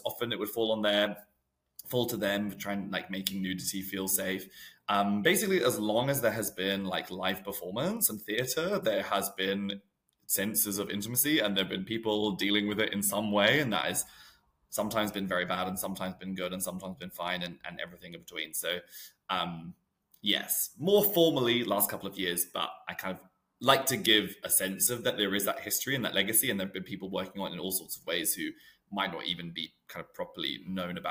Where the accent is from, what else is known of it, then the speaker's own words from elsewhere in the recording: New Zealand; now in United Kingdom; I'm from New Zealand originally